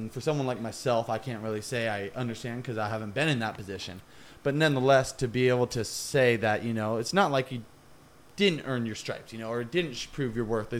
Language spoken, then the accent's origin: English; California, United States; I'm from California, live in California.